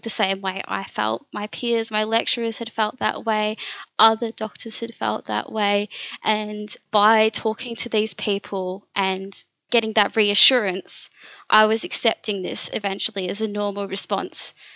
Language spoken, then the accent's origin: English; Warragul, Victoria, Australia; that was my hometown. I've grown up here